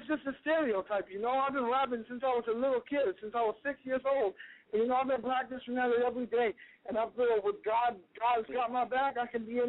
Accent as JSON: {"language": "English", "town": "Newport News", "region": "Virginia", "country": "United States", "tie": "born or raised there", "also_born_or_lived": "Moscow, Russia", "said": "I'm from Moscow, Russia, you know, and I grew up in the States. I grew up in Bad News, VA"}